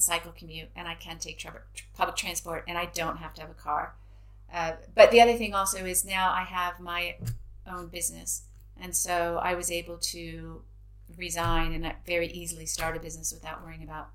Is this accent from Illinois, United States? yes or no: no; Indiana, United States; moved away as an adult; also born or lived in San Francisco; now in United Kingdom; I'm from Indiana